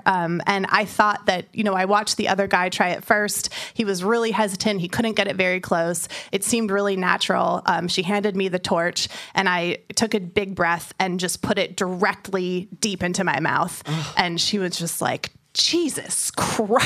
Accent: San Francisco, California, United States; I'm from San Francisco and in the Bay Area

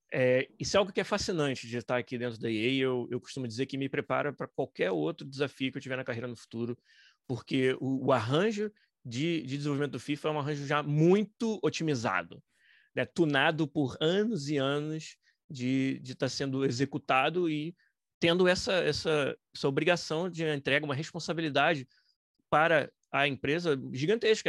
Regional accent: Niterói, Rio de Janeiro, Brazil; moved away as an adult; now in Vancouver, Canada; Foi um estúdio de desenvolvimento de games em Niterói, no estado do Rio, que é de onde eu sou

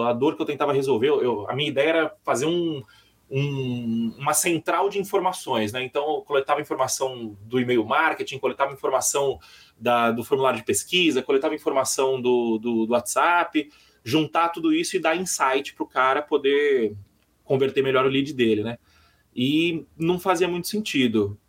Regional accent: São Paulo, Brazil; sou de São Paulo

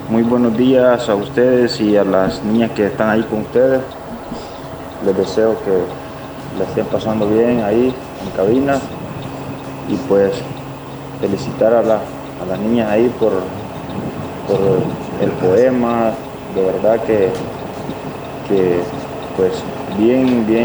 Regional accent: El Salvador; pues especial pues hoy este día que estamos celebrando como salvadoreños que somos, que estemos en el país o que estemos fuera del país, estamos celebrando nuestra independencia.

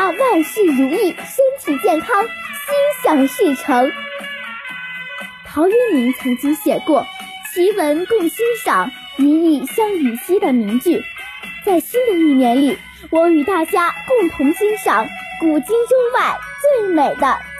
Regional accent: Fuzhou, Fujian, China; 今年十周岁了。

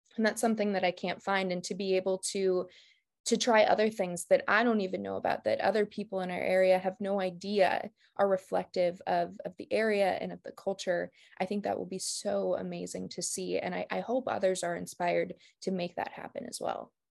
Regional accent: Martin, South Dakota, United States; I grew up in Martin, South Dakota

